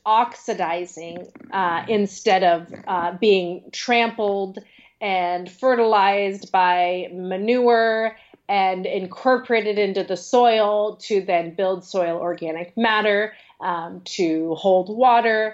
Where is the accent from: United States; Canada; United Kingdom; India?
United States; Western Washington; now in California, United States; where I grew up in Western Washington